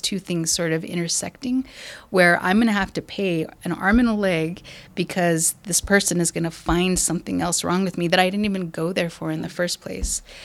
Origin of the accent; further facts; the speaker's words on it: Española, New Mexico, United States; I'm from New Mexico. I grew up in a little town called Española.